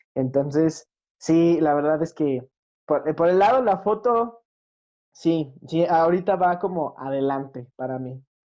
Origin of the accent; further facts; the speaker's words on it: Mexico; yo como mexicano